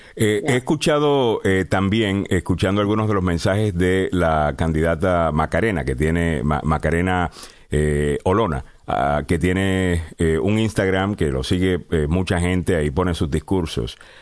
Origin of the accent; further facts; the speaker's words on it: Puerto Rico; yo soy puertorriqueño